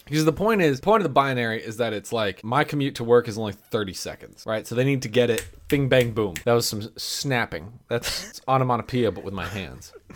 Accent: United States; accent: American English; know from my accent, without asking, that I am an American

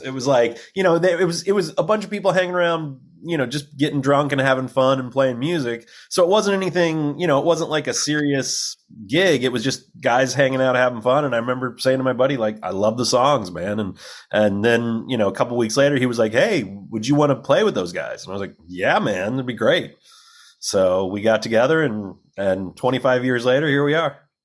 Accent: Illinois, United States; moved away as an adult; also born or lived in Texas; now in Los Angeles, United States; I grew up in Illinois

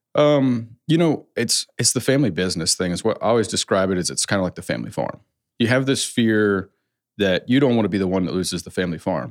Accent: West Coast, United States; I come from a Southern family, but I grew up on the West Coast

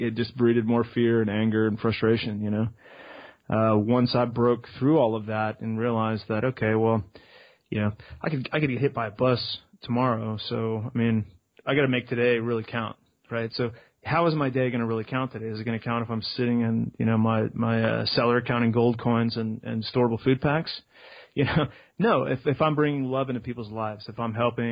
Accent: Austin, Texas, United States; I'm from Austin, Texas

